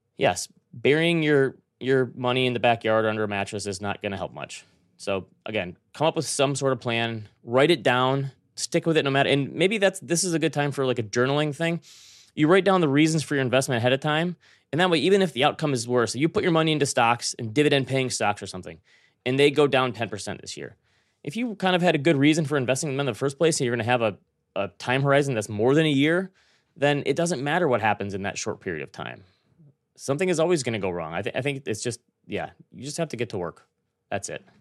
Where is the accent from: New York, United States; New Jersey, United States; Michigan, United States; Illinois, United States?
Michigan, United States; Traverse City; moved away; That's my hometown